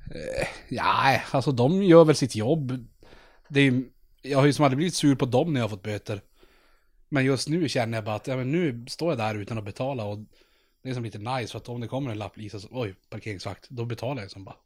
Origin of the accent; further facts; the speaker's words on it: Norrland, Sweden; vi är från Norrland